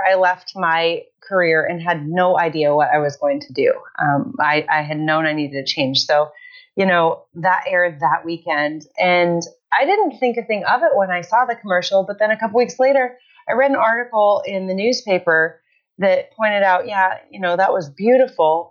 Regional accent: Iowa, United States; I born and raised in Iowa

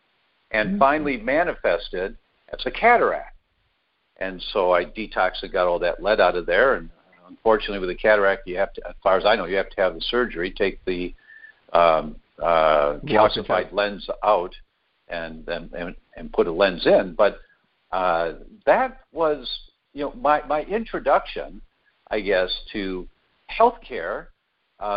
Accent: Detroit, Michigan, United States; moved away as an adult; also born or lived in Chicago, Illinois; now in California, United States; I was born in Detroit, born and raised, first 18 years

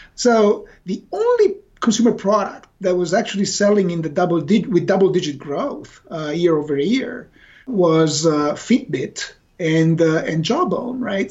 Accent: Italy; now in Redmond, United States; We were here in Redmond. Uh, we are originally from Italy, but we all worked for Microsoft Corporation

